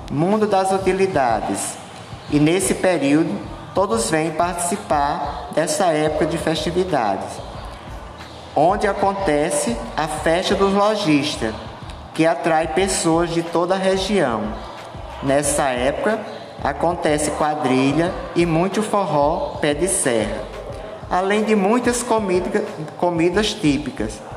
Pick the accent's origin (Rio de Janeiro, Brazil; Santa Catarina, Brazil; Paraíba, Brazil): Paraíba, Brazil; Mato Grosso; minha cidade natal, Mato Grosso. Mato Grosso é um pequeno município do Alto Sertão Paraibano. Fica localizado na microrregião de Catolé do Rocha, a 415 quilômetros da capital João Pessoa.